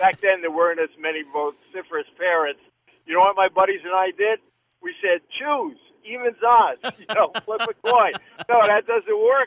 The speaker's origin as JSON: {"language": "English", "town": "New York City", "region": "New York", "country": "United States", "tie": "born or raised there", "said": "We were growing up in New York City area back in the 50s"}